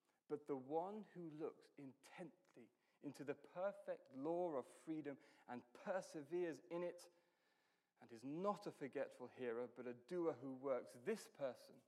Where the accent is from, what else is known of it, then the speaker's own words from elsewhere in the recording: United Kingdom; I'm British